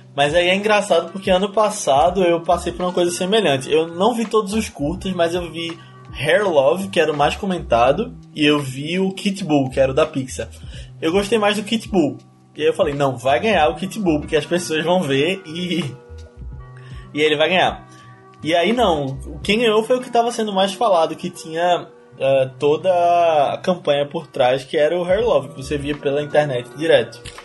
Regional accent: Recife, Pernambuco, Brazil; eu e a Aninha somos de Recife

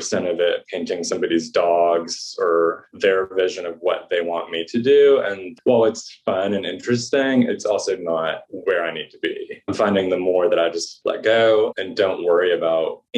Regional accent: the South, United States; also born or lived in Saginaw, Michigan, United States; now in New England, United States; the hard part about growing up in the South is you learn to constantly be pleasing people. And now that I'm in New England

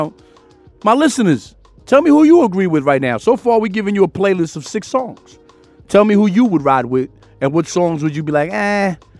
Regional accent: New York City, New York, United States; I'm from Queens.

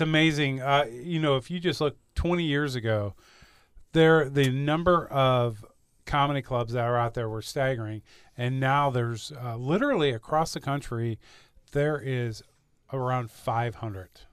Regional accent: Saint Charles County, Missouri, United States; I was raised here in Saint Charles County

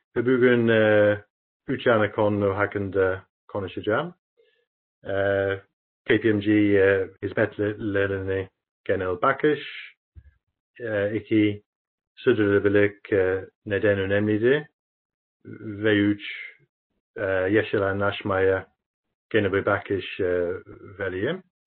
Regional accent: United Kingdom; Turkish is a second language; now in Turkey; Birleşik Krallık yani memleketim

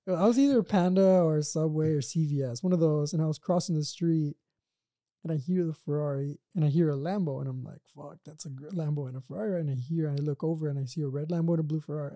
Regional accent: Brownsville, Texas, United States; now in Los Angeles, United States; I'm from South Texas

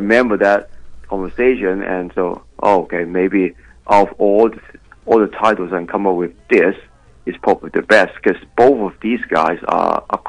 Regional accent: Hong Kong; now in Melbourne, Australia; I was made in China. I'm from Hong Kong.

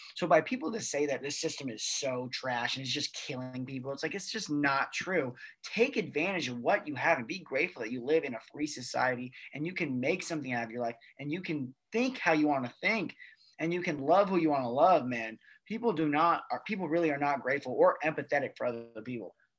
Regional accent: United States; as American citizens

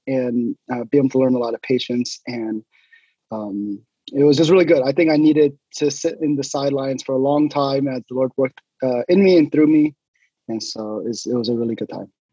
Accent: Sugar Land, Texas, United States; moved away as an adult; now in Hayward, United States; most of my life was spent in in Houston, uh, in a suburb of Houston called Sugarland

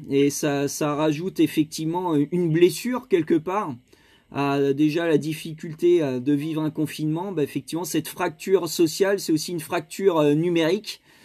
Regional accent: Hauts-de-France, France; je suis des Hauts-de-France.

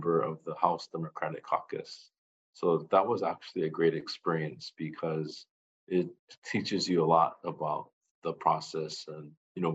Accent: Kailua, Hawaii, United States; I was actually born and raised on the Kailua side, and then went to the UH

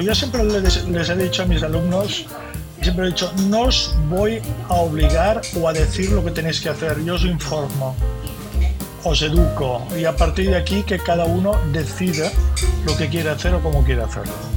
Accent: Barcelona, Catalonia, Spain; soy catalán y catalán nací en Barcelona, de familia de catalanes

